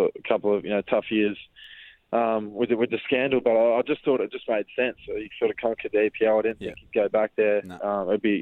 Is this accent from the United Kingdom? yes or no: no; Perth, Western Australia, Australia; growing up in Perth, following Perth Glory pretty closely